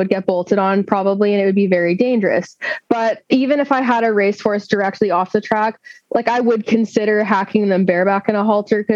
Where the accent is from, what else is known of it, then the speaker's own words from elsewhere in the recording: Fraser Valley, British Columbia, Canada; I'm a Canadian located in British Columbia, Canada. I live in the Fraser Valley. It's very beautiful here. I've grown up here